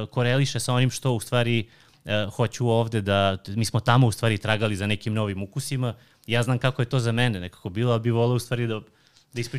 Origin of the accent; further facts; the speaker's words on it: Pirot, Southern and Eastern Serbia, Serbia; ja sam iz Pirota, pa da, da ono, volio sam da, kao da vam predstavim ovo, malo gastronomiju Pirota